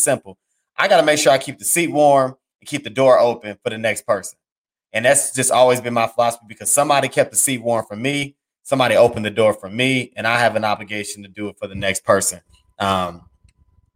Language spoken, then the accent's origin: English; Indianapolis, Indiana, United States; I'm from Indianapolis, Indiana